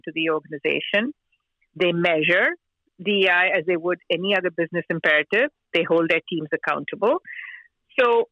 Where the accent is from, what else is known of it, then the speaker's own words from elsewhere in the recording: Mumbai, Maharashtra, India; moved away as an adult; I grew up in Mumbai, India